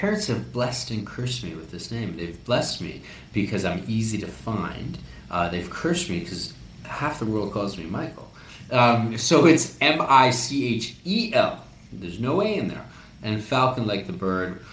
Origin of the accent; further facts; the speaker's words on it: Canada; also born or lived in Peru; I am Canadian Peruvian.